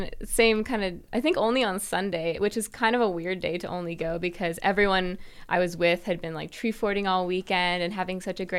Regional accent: Boise, Idaho, United States; Well, I grew up in Boise.

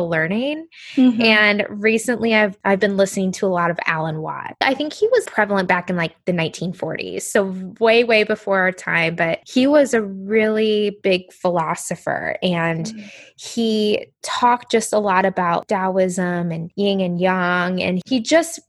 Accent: Indiana, United States; moved away as an adult; now in New Jersey, United States; I grew up in Indiana in the Midwest

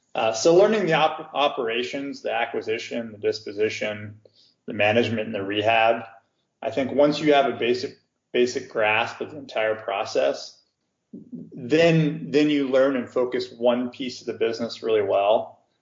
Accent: Cincinnati, Ohio, United States; moved away as an adult; also born or lived in California / St. Louis, Missouri; now in Chicago, United States; where I was born and raised in, in Cincinnati, Ohio

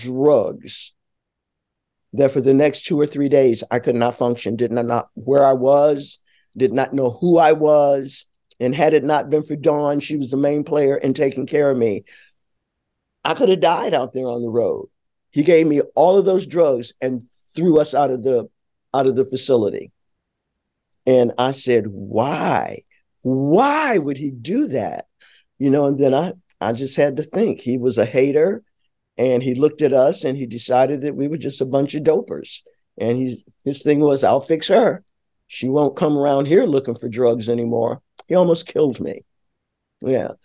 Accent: Detroit, Michigan, United States; I'm from Detroit, Michigan

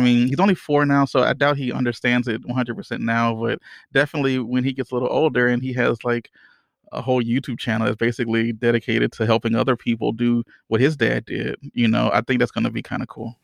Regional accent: Louisiana, United States; I'm from Louisiana

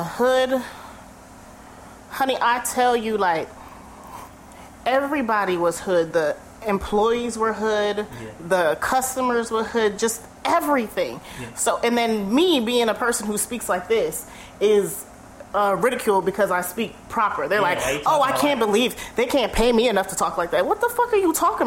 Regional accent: Camden, New Jersey, United States; also born or lived in Bronx, New York; I was born in the Bronx. I was raised in Camden, New Jersey

